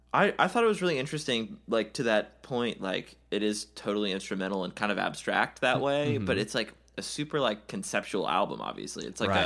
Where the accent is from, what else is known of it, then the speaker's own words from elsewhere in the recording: the South, United States; we are Southern people.